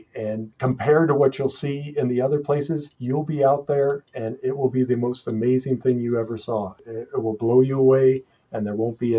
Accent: Estes Park, Colorado, United States; We grew up in Estes Park

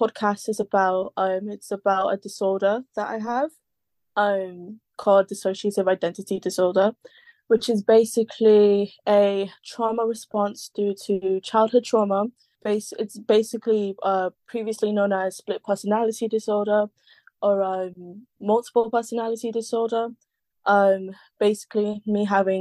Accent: London, United Kingdom; I'm from London, as you guys can hear. I'm born and kind of raised

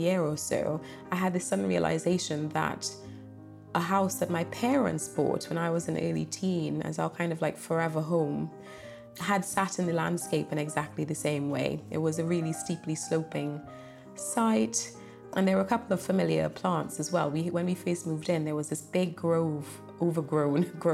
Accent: Trinidad & Tobago; now in England; I grew up in Trinidad and Tobago in the Caribbean

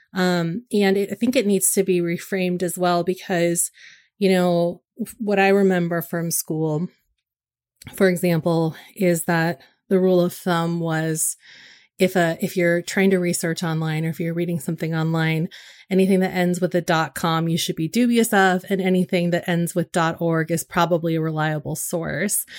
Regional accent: Northern California, United States; moved away; when I'm up north, in and around my hometown

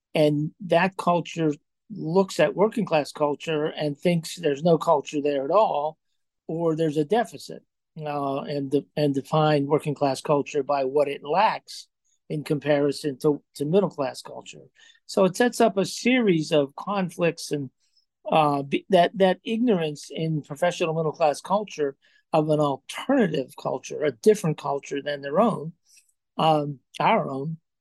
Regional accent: Johnstown, Pennsylvania, United States; moved away; also born or lived in Chicago; I grew up in Johnstown, Pennsylvania, in a steelworker family

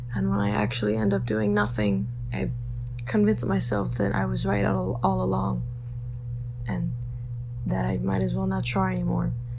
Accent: Chicago, Illinois, United States; I'm 17 and I'm from Chicago

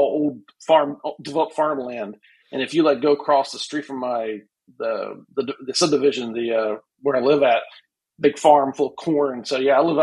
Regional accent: West Virginia, United States; moved away as an adult; also born or lived in southern Ohio; now in Ohio, United States; I grew up in a more rural area. I grew up in West Virginia, so I grew up in more mountainy section

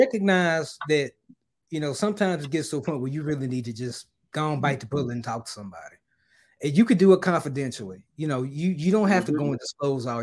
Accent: Memphis, Tennessee, United States; now in Dallas, United States; I'm originally from Memphis, so I split my time between Dallas and Memphis

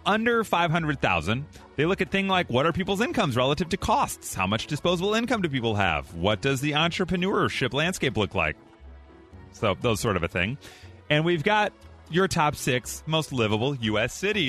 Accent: Park Ridge, Illinois, United States; Park Ridge. I was born in Park Ridge.

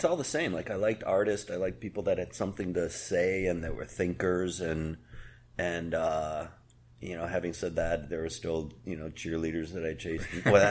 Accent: Chicago, Illinois, United States; also born or lived in Cleveland, Ohio; I was born in Cleveland, and I grew up in Chicago.

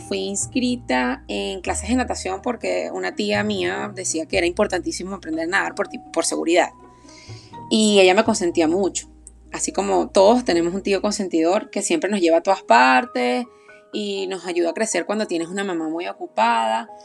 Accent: Aragua, Venezuela; moved away; soy venezolana, oriunda de Aragua

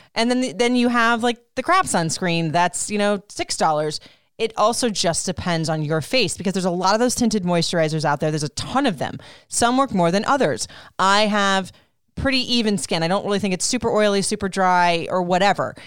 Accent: Florida, United States; also born or lived in Puerto Rico; I grew up in Florida

